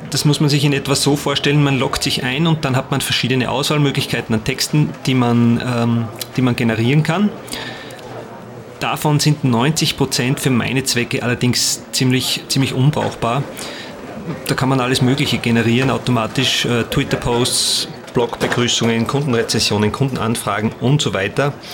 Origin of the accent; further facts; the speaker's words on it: Salzkammergut, Austria; ich bin Multimedia-Künstler und ich komme aus dem Salzkammergut im Herzen Österreichs.